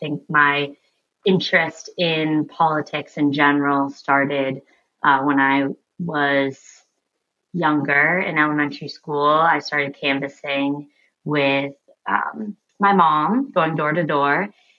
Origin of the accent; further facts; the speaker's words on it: Portsmouth, United States; And until then, I'm in my hometown of Portsmouth, spending lots of time with people.